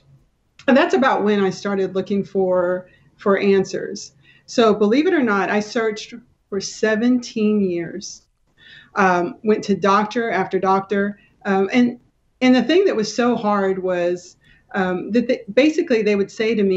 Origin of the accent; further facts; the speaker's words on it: Kingsville, Texas, United States; moved away as an adult; now in McKinney, United States; I grew up in South Texas down by Corpus Christi, Kingsville